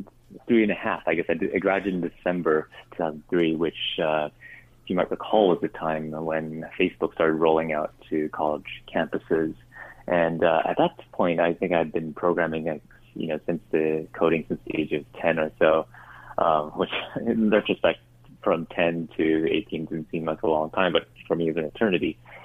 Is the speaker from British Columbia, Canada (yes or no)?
yes; Vancouver, British Columbia, Canada; also born or lived in Singapore; At the age of 10, family moved to Vancouver, I guess that's where I ended up picking up the hockey bug, and was there for high school